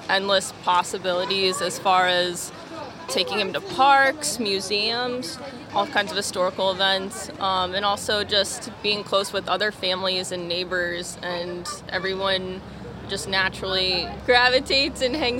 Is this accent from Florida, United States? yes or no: yes; Florida, United States; also born or lived in Queens, New York; now in New York City, United States; Right now I live in Queens, originally from Florida.